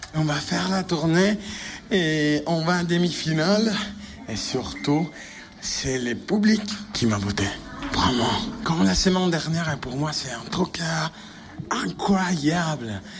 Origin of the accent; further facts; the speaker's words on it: Italy; French is a second language; moved away; je suis italien